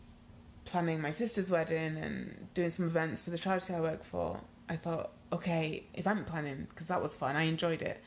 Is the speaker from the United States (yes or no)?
no; Nigeria; moved away; also born or lived in United Kingdom; I am Nigerian